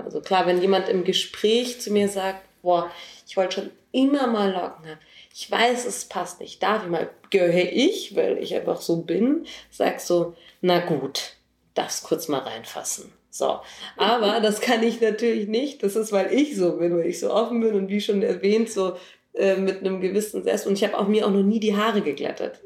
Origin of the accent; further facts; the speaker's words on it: Munich, Bavaria, Germany; ich bin 33 und in München geboren